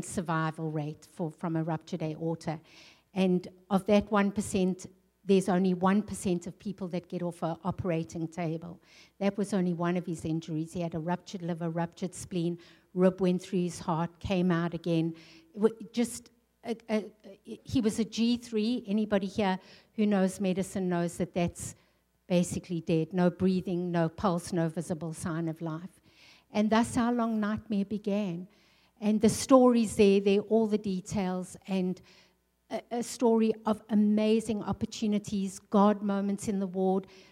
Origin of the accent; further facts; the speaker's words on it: South Africa; also born or lived in England; now in North Dakota, United States; I'm a South African girl. I grew up in the sunshine. I grew up in the tropics.